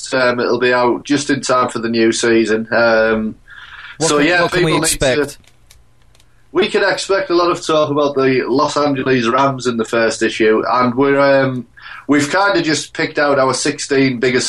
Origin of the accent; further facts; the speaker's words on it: Hartlepool, North East England, United Kingdom; I'm from Hartlepool, which is in the middle